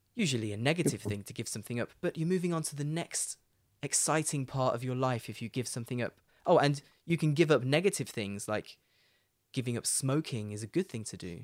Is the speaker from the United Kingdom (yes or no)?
yes; Leicester, East Midlands, United Kingdom; moved away as an adult; Leicester, where I'm from, is the furthest away you can get from the sea in Britain